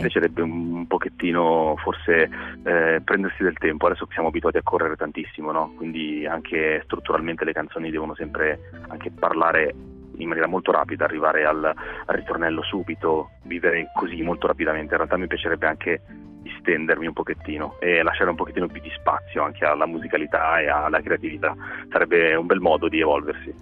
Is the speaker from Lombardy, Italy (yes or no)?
yes; Milan, Lombardy, Italy; nati a Milano, nati e cresciuti a Milano, in questa zona che adesso è diventata quasi in, famosa, vo- in voga, che è, che è la zona di Nolo